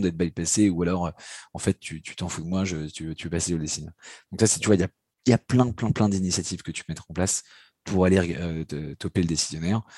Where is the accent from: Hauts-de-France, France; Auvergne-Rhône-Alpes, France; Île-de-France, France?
Île-de-France, France; Paris; je suis parisien, j'ai grandi et vécu à, Paris